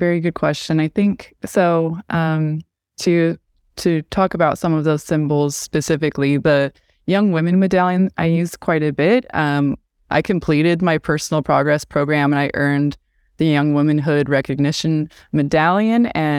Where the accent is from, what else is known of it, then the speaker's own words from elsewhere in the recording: West Jordan, Utah, United States; So I grew up in a Mormon community. I grew up in West Jordan, Utah